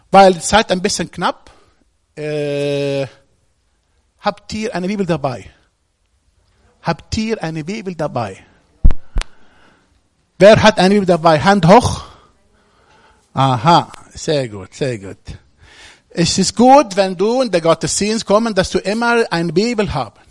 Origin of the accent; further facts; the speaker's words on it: Egypt; Ich komme aus Ägypten